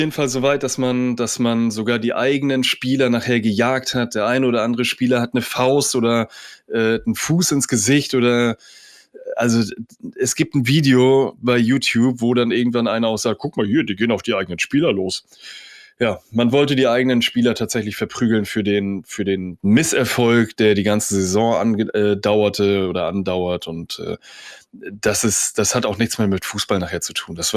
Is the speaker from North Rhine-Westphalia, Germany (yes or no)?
yes; Dortmund, North Rhine-Westphalia, Germany; Äh, ich hoffe ja als Dortmunder, dass ihr tatsächlich bald wiederkommt.